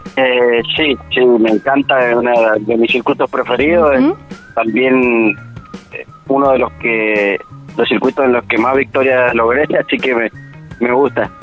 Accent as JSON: {"language": "Spanish", "region": "Mendoza", "country": "Argentina", "said": "como mendocino"}